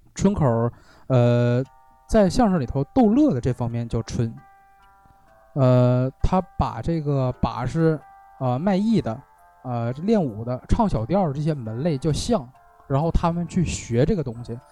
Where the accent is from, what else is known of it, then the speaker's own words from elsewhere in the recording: Northeast China, China; 用咱们东北话说